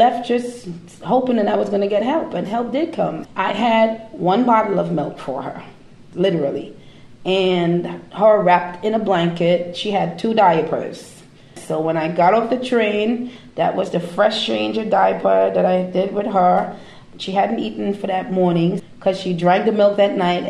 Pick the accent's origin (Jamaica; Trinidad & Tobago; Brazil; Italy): Trinidad & Tobago; now in United States; I'm from Trinidad, in the Caribbean.